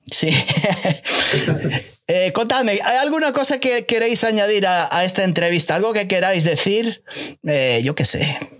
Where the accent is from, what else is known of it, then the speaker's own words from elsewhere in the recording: A Coruña, Galicia, Spain; tengo mi casa en la, en Coruña